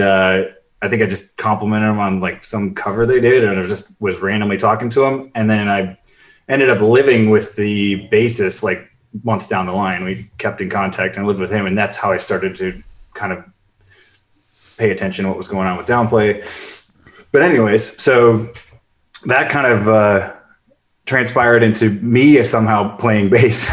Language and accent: English; Chicago, Illinois, United States; moved away; I grew up in Chicago